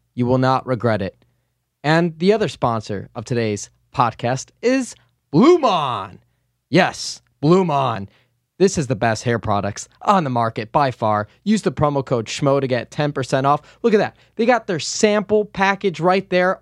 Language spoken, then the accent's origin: English; Chicago, Illinois, United States; I grew up on the North Side